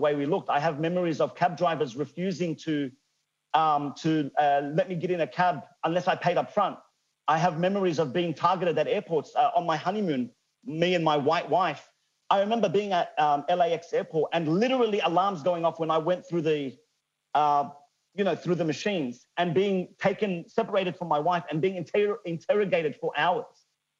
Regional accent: Sydney, New South Wales, Australia; growing up in Western Sydney as a Leb

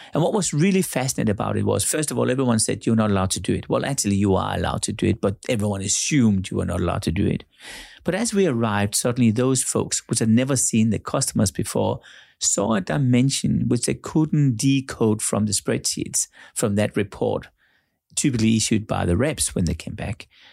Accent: Denmark; now in Monaco; I'm born in Denmark

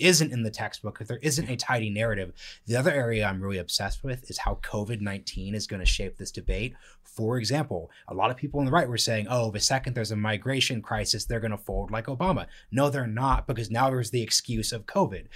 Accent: Portland, Oregon, United States; I'm from Portland, Oregon

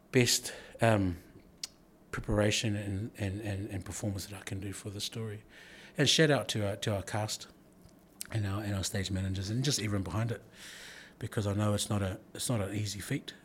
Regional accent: New Zealand; I'm, I'm born in New Zealand of Samoan heritage and, and Tagalone heritage

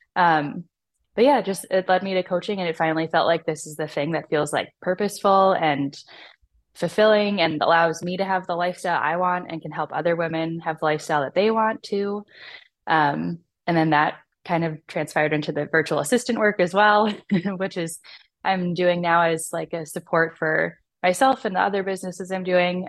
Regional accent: Chicago, Illinois, United States; in my hometown of Chicago

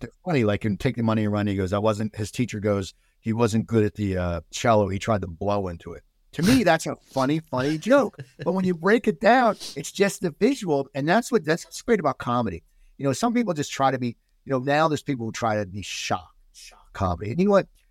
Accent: United States; also born or lived in New Jersey; they put us in a nice suburb outside 10 minutes, 15 minutes outside Philadelphia

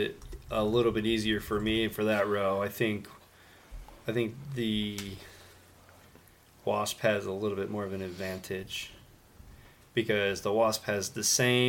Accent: Brooklyn, New York, United States; I'm a kid from Brooklyn. I'm going to be up every single time.

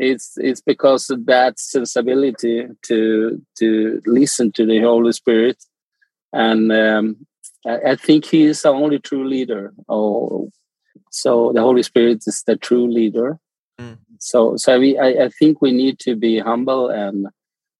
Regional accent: Argentina; moved away; I'm from Argentina

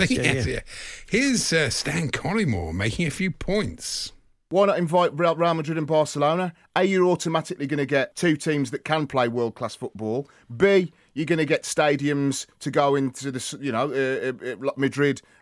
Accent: Bury, North West England, United Kingdom

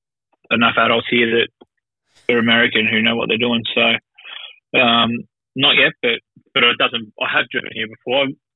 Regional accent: Australia; moved away; people figure out that I'm Australian

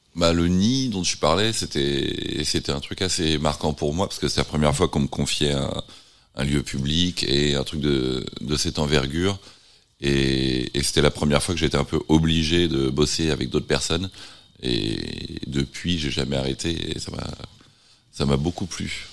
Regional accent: Nantes, Pays de la Loire, France; born or raised there; moved away; also born or lived in London / San Francisco

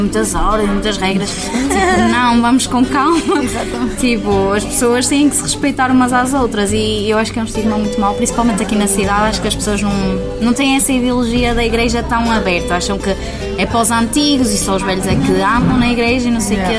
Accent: Vila Nova de Gaia, Norte, Portugal; tenho 21 anos, sou de Gaia, sou trabalhadora estudante, trabalho no Porto

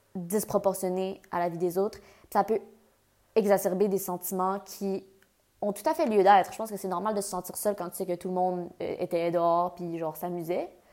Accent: near Ottawa, Ontario, Canada; moved away as an adult; also born or lived in Montreal, Quebec / England; j'ai déménagé en Angleterre, je viens du Canada, je viens de Montréal. J'ai fait. Puis j'ai grandi près d'Ottawa

